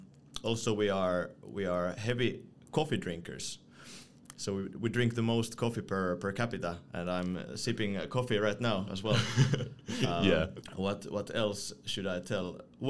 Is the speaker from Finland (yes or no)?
yes; Finland; moved away as an adult; now in Brussels, Belgium; I come from Finland and darkness is nothing new to me.